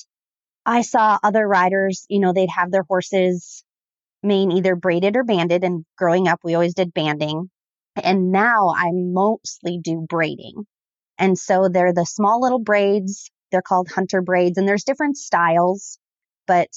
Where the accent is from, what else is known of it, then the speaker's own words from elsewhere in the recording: Southern Minnesota, United States; I am from Southern Minnesota